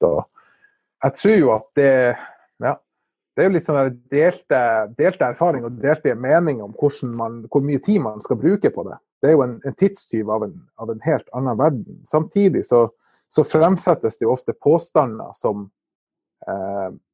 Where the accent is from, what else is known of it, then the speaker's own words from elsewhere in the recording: Narvik, Nordland, Norway; Jeg er jo fra Narvik og bor i Narvik